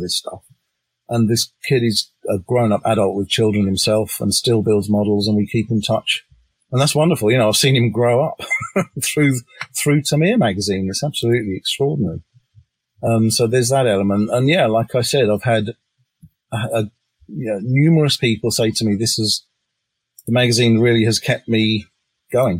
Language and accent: English; England, United Kingdom; I'm English